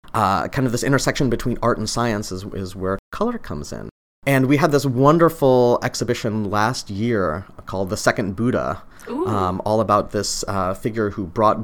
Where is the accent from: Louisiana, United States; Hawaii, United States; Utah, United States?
Utah, United States; I've loved orange since I was a kid. I grew up in Utah